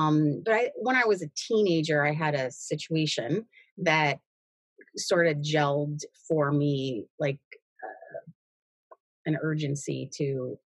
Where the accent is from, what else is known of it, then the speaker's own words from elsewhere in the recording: Cleveland, Ohio, United States; born there; So I was born in Cleveland. I was born, and placed for adoption immediately.